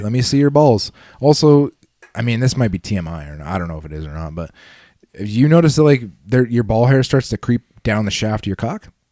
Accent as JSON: {"language": "English", "country": "Canada", "said": "I'm about as Canadian as they come"}